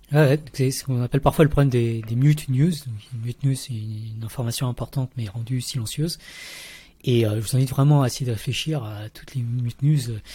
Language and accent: French; Paris region, Île-de-France, France; born or raised there; moved away as an adult; also born or lived in Vietnam / Montreal, Canada / Switzerland